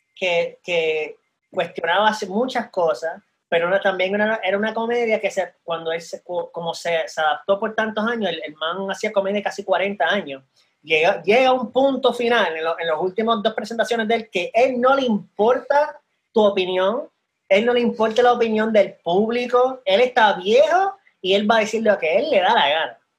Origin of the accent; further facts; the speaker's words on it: Puerto Rico; also born or lived in Panama / San Antonio, Texas; yo soy de una generación de puertorriqueños